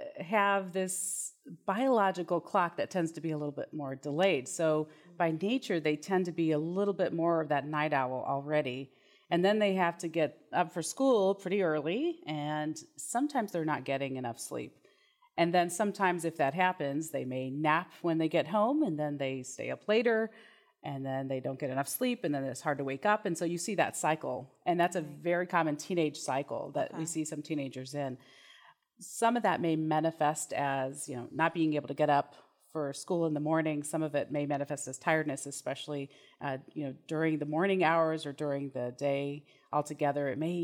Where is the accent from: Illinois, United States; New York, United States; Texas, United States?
Texas, United States; Houston